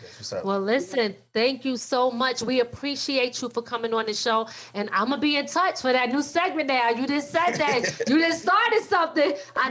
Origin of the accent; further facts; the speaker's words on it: Philadelphia, Pennsylvania, United States; I'm not even originally from New York, though. I'm from Philly, like originally.